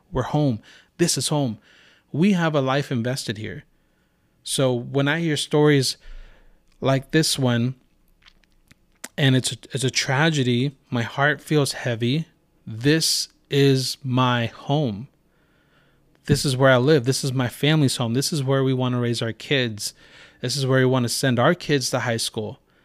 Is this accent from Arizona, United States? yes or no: no; Santa Rosa, California, United States; also born or lived in Rohnert Park; I was born and raised in Santa Rosa.